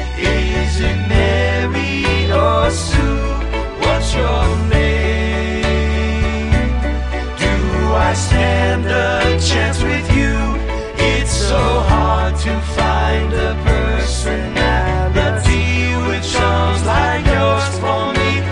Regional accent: Northeast China, China; accent: Northeastern Mandarin; 那我们东北话最土啊！我说我就用东北话，我东北话我在老家其实我排行在三

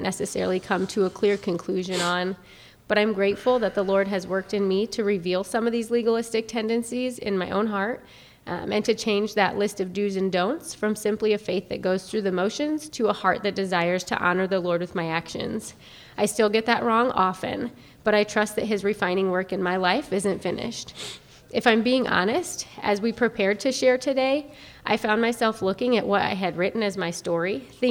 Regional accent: Fort Wayne, Indiana, United States; moved away as an adult; also born or lived in Lafayette, Indiana; now in Indianapolis, United States; I was born and raised in Fort Wayne, Indiana.

